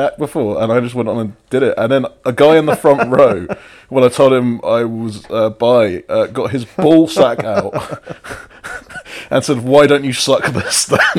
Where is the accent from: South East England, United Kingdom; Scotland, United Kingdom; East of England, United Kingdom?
South East England, United Kingdom; Milton Keynes; moved away; I grew up in Milton Keynes